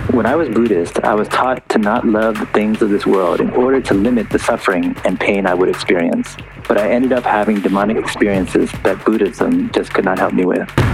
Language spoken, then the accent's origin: English; United States; I actually grew up here in the States.